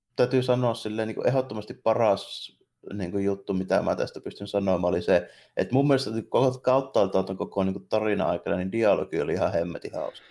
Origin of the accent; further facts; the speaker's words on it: Jyväskylä, Central Finland, Finland; ne tietää mistä kaupungista mä oon kotoisin saman tien, kuin mä avaan